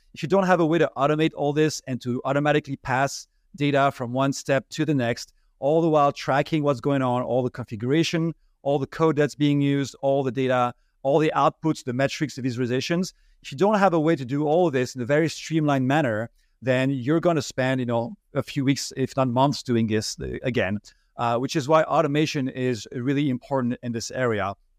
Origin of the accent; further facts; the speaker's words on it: France; English is a second language; moved away as an adult; now in United States; I'm originally from France, as you may be, be able to hear from my accent.